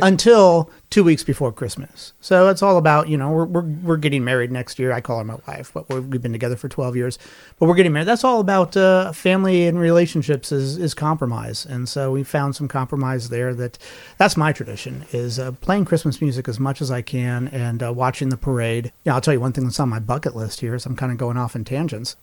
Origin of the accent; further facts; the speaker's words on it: Lincoln, Nebraska, United States; I grew up in Lincoln, Nebraska